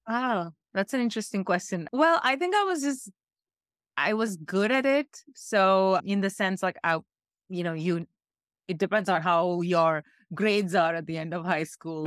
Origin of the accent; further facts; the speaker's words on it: India; I'm coming from India where this is quite, we, we have really serious problems here